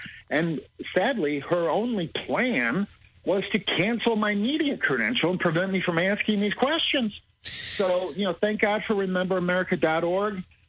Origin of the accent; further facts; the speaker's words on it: Chicago, Illinois, United States; I was born and raised in Chicago. I love Chicago and with all of my heart